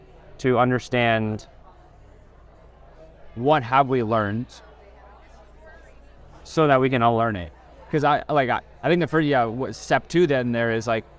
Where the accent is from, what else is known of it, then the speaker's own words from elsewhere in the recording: Kansas City, United States; growing up in Kansas City, being around Indians, being around Americans